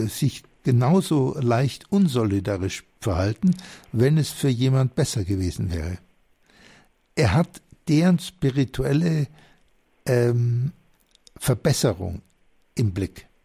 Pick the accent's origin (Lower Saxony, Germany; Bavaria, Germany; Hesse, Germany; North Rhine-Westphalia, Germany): Bavaria, Germany; sympathisch, ich bin ja selber Oberbayer, also das klingt für mich total vertraut.